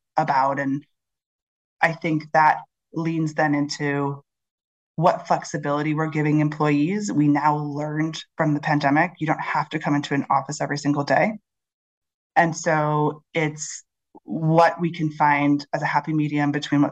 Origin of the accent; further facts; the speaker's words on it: Chicago, Illinois, United States; now in London, United Kingdom; I'm from Chicago